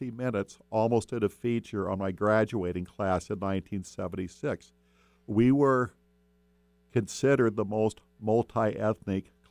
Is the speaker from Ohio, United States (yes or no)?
no; Seattle, Washington, United States; I'm from Beacon Hill.